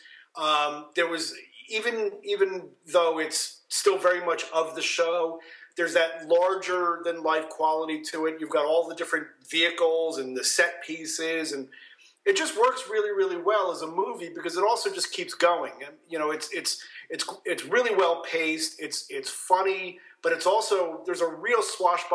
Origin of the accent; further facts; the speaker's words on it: New Jersey, United States; I grew up in New Jersey, and in the part of New Jersey where all of the New York stations were your stations